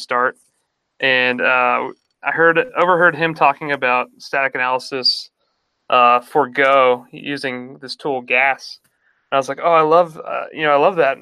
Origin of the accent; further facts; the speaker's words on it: El Paso, Texas, United States; moved away as an adult; also born or lived in Dallas, Texas; now in Bay Area, United States; my hometown